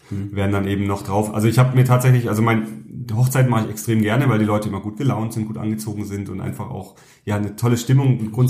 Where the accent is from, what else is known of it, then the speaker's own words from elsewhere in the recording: Southern Germany, Germany; ich komme ja ursprünglich aus Süddeutschland